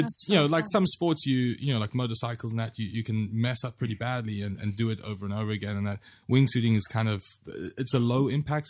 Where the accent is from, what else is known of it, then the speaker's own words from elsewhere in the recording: Durban, KwaZulu-Natal, South Africa; it's my hometown where I grew up. The best way to think of Durban is Hawaii.